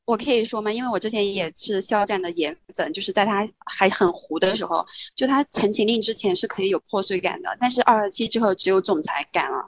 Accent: China; 我们中国人自己的智慧

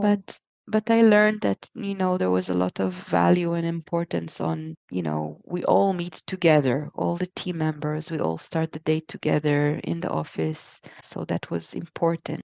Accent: Israel; moved away as an adult; also born or lived in Japan / Connecticut, United States; now in Leiden, Netherlands; I was born in Israel, and then I spent most of my life there, and uh, until I was 28

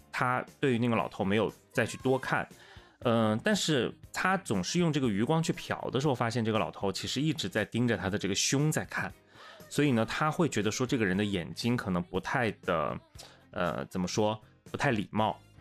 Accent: Wuhan, Hubei, China; moved away as an adult; also born or lived in Changsha; 我是武汉人，然后我工作地方是在长沙嘛，当时其实刚到长沙也就一，一年多

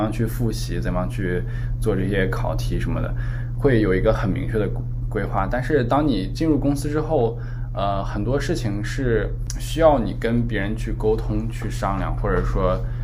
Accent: Chifeng, Inner Mongolia, China; moved away as an adult; also born or lived in Canada; 我来自内蒙赤峰

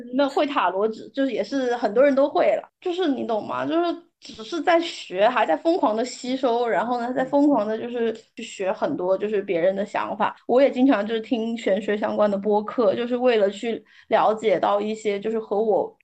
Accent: China; 我们其实中国人

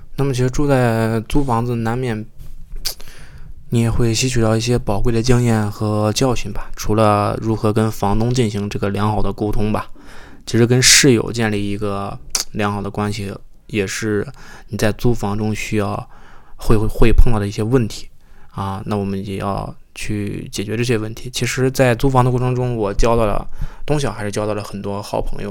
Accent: Shandong, China; moved away as an adult; now in Toronto, Canada; 作为一个山东人，还是比较传统的

